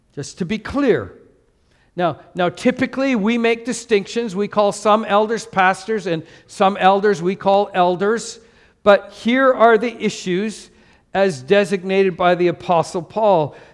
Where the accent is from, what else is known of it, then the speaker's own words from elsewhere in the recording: Canada; now in Singapore; as a Canadian in Canada